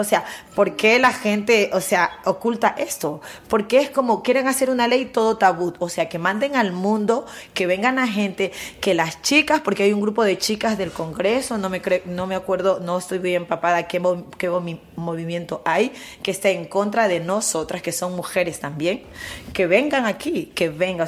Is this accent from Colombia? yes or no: yes; Colombia; now in Spain; somos colombiana